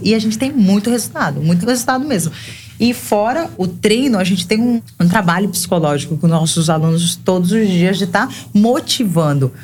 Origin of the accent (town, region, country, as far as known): Cáceres, Mato Grosso, Brazil; born or raised there; moved away as an adult; now in João Pessoa, Brazil